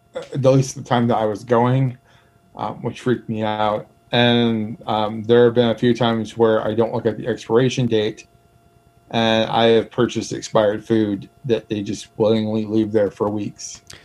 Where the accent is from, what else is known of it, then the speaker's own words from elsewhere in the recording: Michigan, United States; moved away; also born or lived in Milwaukee, Wisconsin; I grew up in Michigan